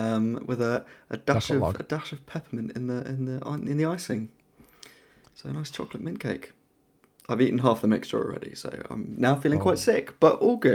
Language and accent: English; England, United Kingdom; I am also English.